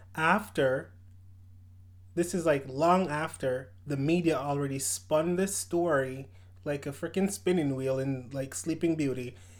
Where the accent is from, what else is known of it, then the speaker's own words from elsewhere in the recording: Jamaica; moved away; I was born in Jamaica.